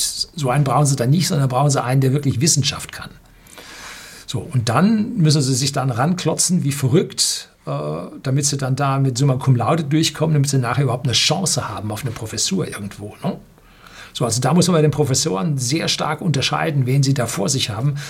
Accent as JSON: {"language": "German", "country": "Germany", "said": "Bei uns in Deutschland hat man für den Studiengang Luft- und Raumfahrttechnik, ich habe den studiert"}